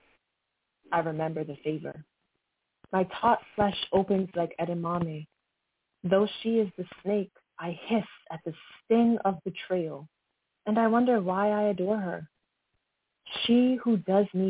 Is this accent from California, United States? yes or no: no; New York City, New York, United States; moved away as an adult; also born or lived in Brooklyn; now in Pennsylvania, United States; I am from New York, actually. New York City, born in Brooklyn, but now I'm actually living in Pennsylvania